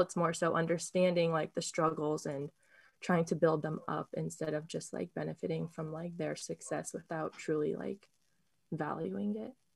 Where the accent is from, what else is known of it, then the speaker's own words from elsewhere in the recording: Sacramento, California, United States; also born or lived in Berkeley; this, like, Buddhist community was something I didn't realize was so close to me until I moved away from Sacramento